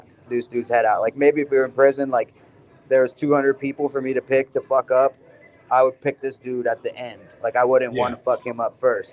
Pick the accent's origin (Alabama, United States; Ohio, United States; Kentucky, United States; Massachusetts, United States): Ohio, United States; born or raised there